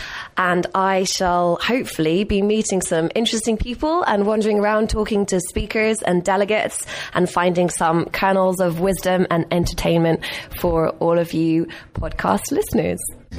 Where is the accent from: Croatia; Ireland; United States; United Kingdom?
Ireland; we come from Ireland